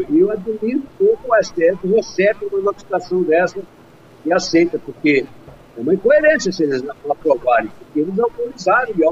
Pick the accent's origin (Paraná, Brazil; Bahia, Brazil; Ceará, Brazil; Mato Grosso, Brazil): Mato Grosso, Brazil; lá onde eu nasci, em Mato Grosso